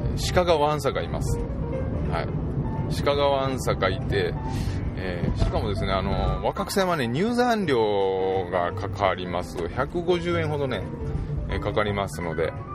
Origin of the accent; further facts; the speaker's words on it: southern Nara, Japan; うちの地元の、まあ、有志がですね、まあ、イベントをすると